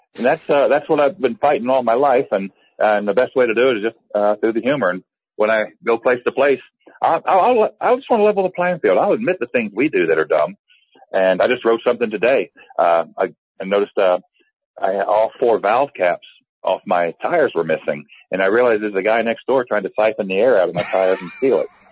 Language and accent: English; the South, United States; as a lifetime Southerner